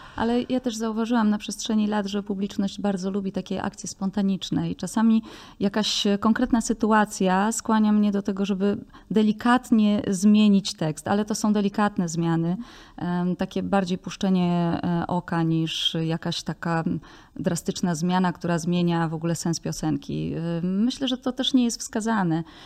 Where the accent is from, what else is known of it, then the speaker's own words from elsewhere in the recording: Tworków, Silesian Voivodeship, Poland; moją wioskę Tworków